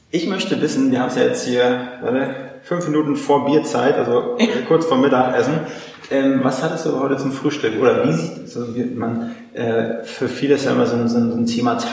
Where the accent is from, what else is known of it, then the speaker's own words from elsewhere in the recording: Northern Germany, Germany; now in Berlin, Germany; äh, aus, äh, aus Norddeutschland, ansässig in Berlin.